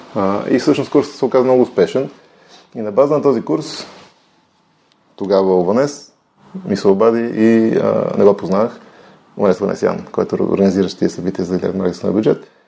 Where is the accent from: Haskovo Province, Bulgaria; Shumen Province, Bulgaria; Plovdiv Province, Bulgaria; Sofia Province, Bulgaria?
Sofia Province, Bulgaria; Bozhurishte; also born or lived in Ihtiman; Траса съм в Божурище, което се намира до София